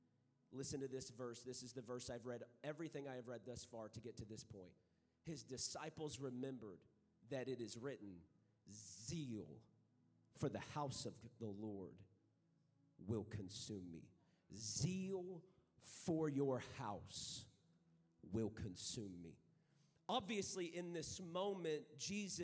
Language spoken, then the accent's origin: English; San Angelo, Texas, United States; I am from San Angelo, Texas